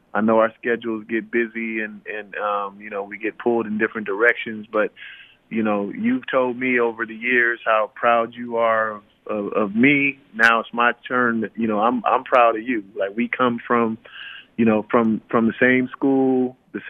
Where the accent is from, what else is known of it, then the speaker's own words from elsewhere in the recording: Oakland, California, United States; moved away as an adult; also born or lived in Santa Barbara; the guys that I grew up with in Oakland.